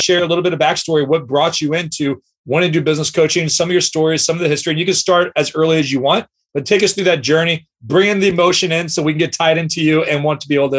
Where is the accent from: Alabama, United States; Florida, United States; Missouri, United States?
Missouri, United States; St. Louis; you're from my hometown of St. Louis